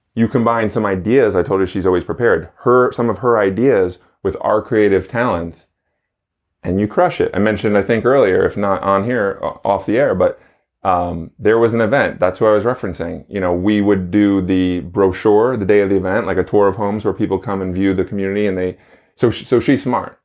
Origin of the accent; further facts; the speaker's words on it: New York, United States; born and raised in New York